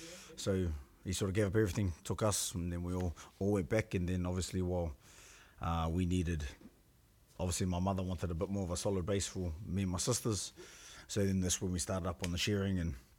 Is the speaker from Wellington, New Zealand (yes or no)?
no; Gisborne, New Zealand; I come from Gisborne, or my father … mother is … She used to be a Westrup. My mother's from Gisborne itself, Gisborne, and strong connections to Mahia